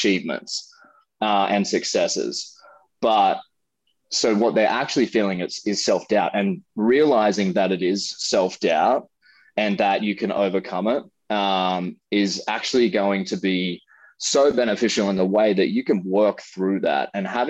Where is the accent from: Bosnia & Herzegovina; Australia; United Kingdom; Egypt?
Australia; moved away as an adult; now in California, United States; being an Australian to relocate to the United States